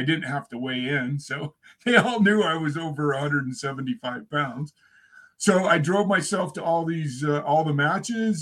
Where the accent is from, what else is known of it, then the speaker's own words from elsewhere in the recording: Utah, United States; also born or lived in Iowa; We lived in Utah